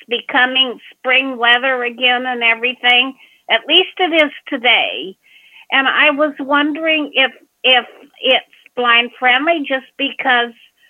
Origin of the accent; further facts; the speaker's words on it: Kentucky, United States; I'm from Kentucky